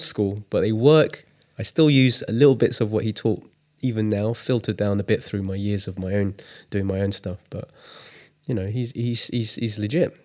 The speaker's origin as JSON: {"language": "English", "region": "England", "country": "United Kingdom", "tie": "born or raised there", "said": "I was born in England, but my parents are Chinese. And growing up, I was born in the si-, seventies. No, I was born in the sixties, grew up in the seventies"}